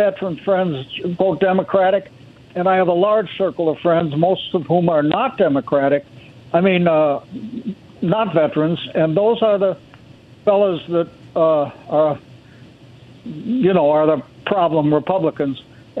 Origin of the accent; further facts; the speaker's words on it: St. Paul, Minnesota, United States; I'm from St. Paul.